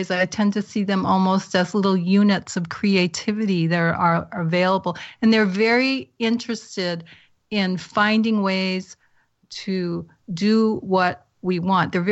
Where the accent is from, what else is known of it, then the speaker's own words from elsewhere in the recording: New England, United States; moved away; I'm from New England originally